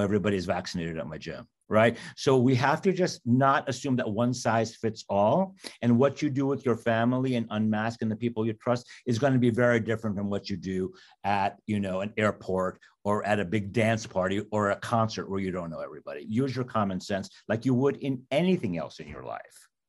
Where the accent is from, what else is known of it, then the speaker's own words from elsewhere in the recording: New York City, New York, United States; I grew up in Queens, New York